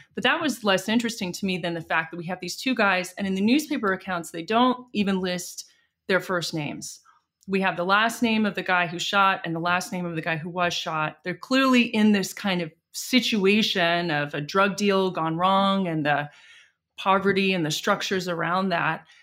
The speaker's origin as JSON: {"language": "English", "country": "United States", "tie": "born or raised there", "also_born_or_lived": "London, United Kingdom / Washington, D.C., United States / San Francisco, United States", "said": "I grew up in New York and D C"}